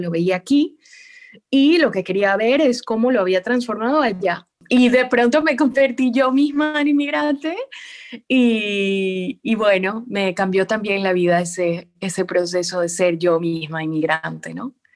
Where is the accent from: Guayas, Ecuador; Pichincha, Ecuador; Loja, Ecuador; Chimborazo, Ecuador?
Guayas, Ecuador; Guayaquil; moved away as an adult; also born or lived in Argentina / Madrid, Spain / Mexico City, Mexico / Quito; Estuve primero en Quito y ahora estoy en Guayaquil, que es de donde soy